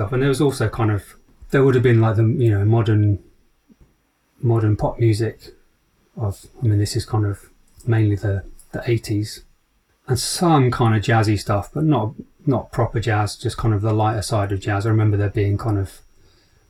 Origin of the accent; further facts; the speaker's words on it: Rugeley, West Midlands, United Kingdom; moved away; also born or lived in Leeds / London; I grew up in the Midlands near Birmingham, a little town called Rugeley